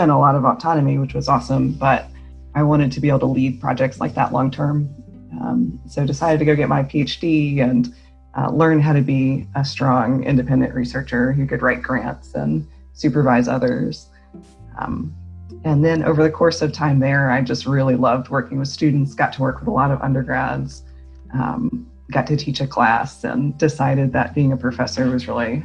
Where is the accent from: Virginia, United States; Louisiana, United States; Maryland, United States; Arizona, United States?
Maryland, United States; moved away as an adult; also born or lived in North Carolina / Michigan; now in Clemson, United States; I'm from Maryland, so from the East Coast